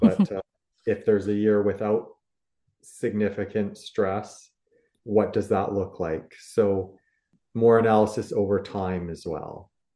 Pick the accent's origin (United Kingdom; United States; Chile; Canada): Canada; as Canadian producers